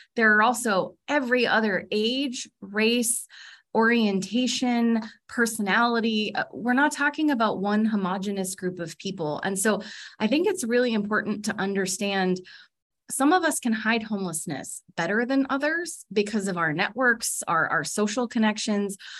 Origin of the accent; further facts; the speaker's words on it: California, United States; accent: California; now in Alaska, United States; my California accent